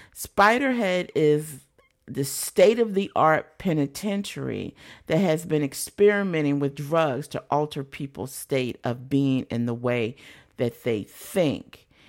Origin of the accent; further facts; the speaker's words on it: United States; being American